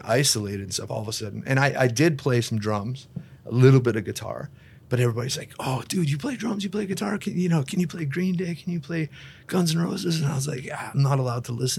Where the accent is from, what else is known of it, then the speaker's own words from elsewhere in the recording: Kleefeld, Manitoba, Canada; I grew up in Cleefeld, like a few stop signs, tiny town